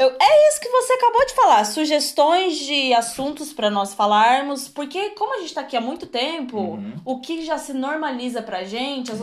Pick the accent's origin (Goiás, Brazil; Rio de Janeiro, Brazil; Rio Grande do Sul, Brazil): Rio Grande do Sul, Brazil; Torres; moved away as an adult; also born or lived in Birmingham, England; now in England; eu sou de Torres, tá? Rio Grande do Sul, só pra falar que eu sou gaúcha